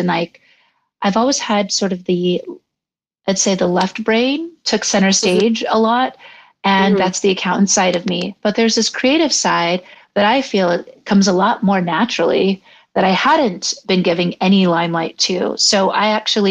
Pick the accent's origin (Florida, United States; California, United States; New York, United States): California, United States; San Pedro; moved away as an adult; also born or lived in Los Angeles / London; I'm born and raised from San Pedro, California